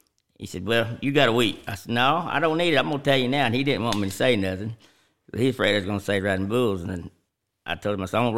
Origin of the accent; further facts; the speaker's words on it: Nowhere, Oklahoma, United States; Nowhere, Oklahoma.